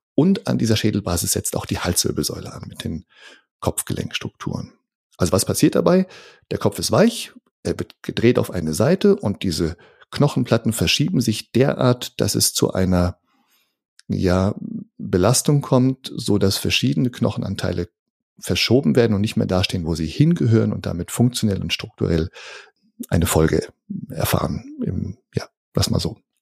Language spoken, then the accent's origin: German; Northern Germany, Germany; moved away as an adult; also born or lived in near Karlsruhe, Germany; now in Karlsruhe area, Germany; Ich komme aus dem Norden von Deutschland, fühle mich tatsächlich auch dem Norden nach wie vor sehr verbunden, aber wohne jetzt hier mit meiner Familie ganz im Süden von Deutschland